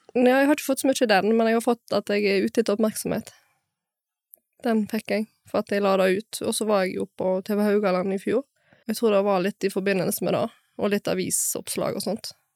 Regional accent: Bømlo, Vestland, Norway; Jeg er fra Bømlo

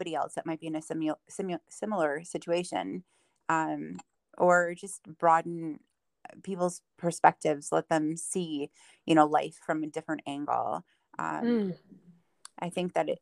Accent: Dubuque, Iowa, United States; moved away as an adult; now in Richland Center, United States; I was born and raised in Dubuque, Iowa.

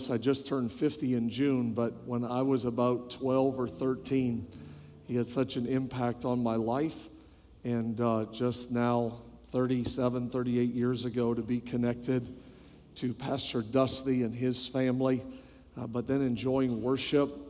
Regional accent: New Brunswick, Canada; born there; also born or lived in British Columbia / Quebec; when I tell people that I am from Canada, almost every time they will ask me which part, and I always tell them my whole body. Um, I was born on the East Coast, New Brunswick, just above Maine.

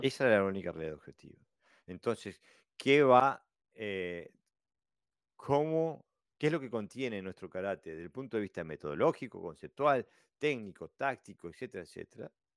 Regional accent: Uruguay; now in Denmark; soy un uruguayo viviendo en Dinamarca

